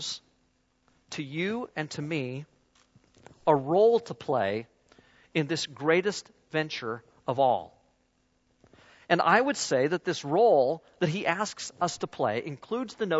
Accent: United States; moved away; also born or lived in southern United States; I'm an American

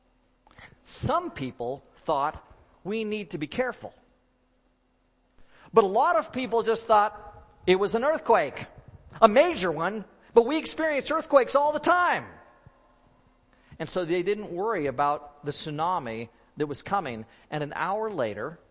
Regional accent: Oregon, United States; moved away; Robin and I grew up in Oregon.

